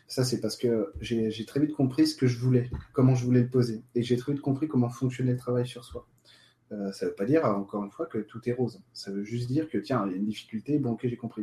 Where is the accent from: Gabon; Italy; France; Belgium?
France; nous on est français